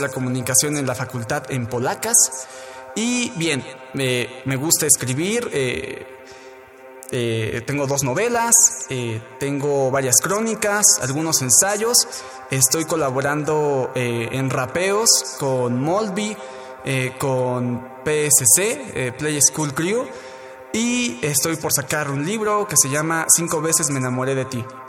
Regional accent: Tlalnepantla, State of Mexico, Mexico; soy de Tlanepantla, Estado de México

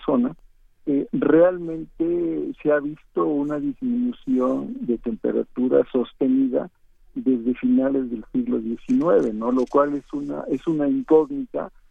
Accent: Veracruz, Mexico; de donde yo soy, en Veracruz

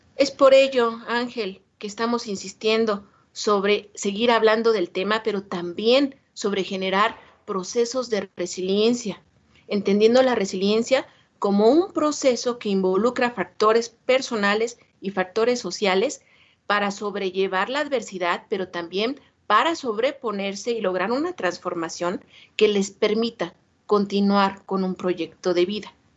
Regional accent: Mexico

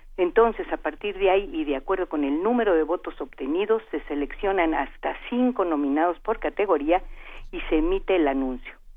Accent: Veracruz, Mexico; con esas cosas nací porque soy de Veracruz

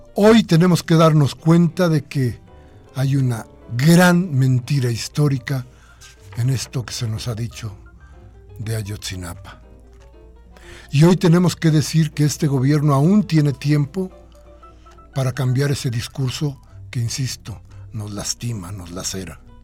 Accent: Mexico

